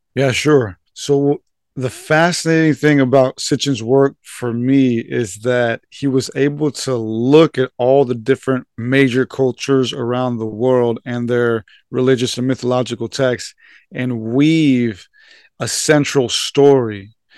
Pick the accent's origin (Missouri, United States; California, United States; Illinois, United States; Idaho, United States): California, United States; San Diego; I was born and raised here in San Diego, uh, for the first twenty-five years of my life